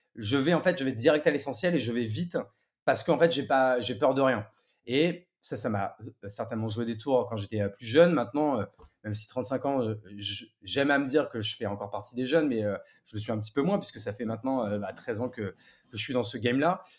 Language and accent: French; Marne, Champagne-Ardenne, Grand Est, France; moved away as an adult; also born or lived in Paris; now in Bordeaux, France; je suis parisien de, de, naissance même si j'ai vécu grande partie de mon adolescence même jusqu'au bac à la campagne